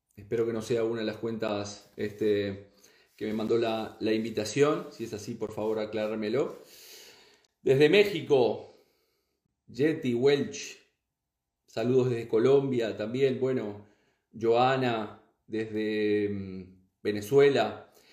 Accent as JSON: {"language": "Spanish", "country": "Uruguay", "tie": "born or raised there", "moved": "as an adult", "lives_now": "Spain", "said": "soy uruguayo, soy nacido en Uruguay y vivo en España ya desde aproximadamente unos 20 años, 19 años"}